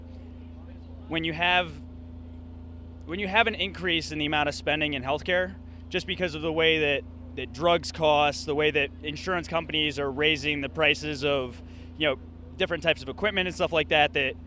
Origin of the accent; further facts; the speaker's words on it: Reading, Pennsylvania, United States; From Reading, Pennsylvania